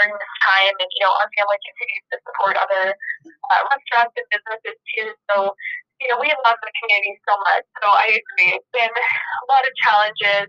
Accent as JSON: {"language": "English", "town": "Las Vegas", "region": "Nevada", "country": "United States", "tie": "born or raised there", "said": "I am born and raised in Las Vegas and I grew up going to the Children's Museum."}